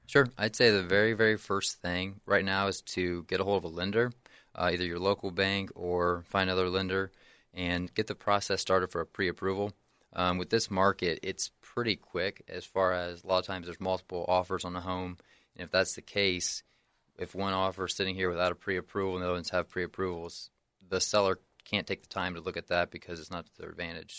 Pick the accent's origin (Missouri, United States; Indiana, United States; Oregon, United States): Indiana, United States; Henry County; also born or lived in near Chicago, Illinois; moved back down to this area when I was about seven years old, and then grown up here in Henry County ever since